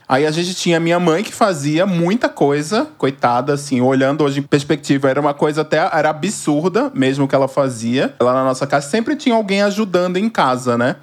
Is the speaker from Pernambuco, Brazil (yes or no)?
yes; Recife, Pernambuco, Brazil; moved away as an adult; now in São Paulo, Brazil; moro em São Paulo há 13, sou natural de Recife, Pernambuco.